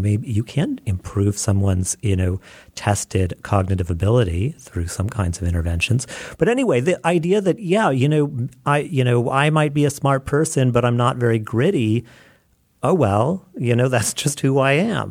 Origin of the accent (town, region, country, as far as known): United States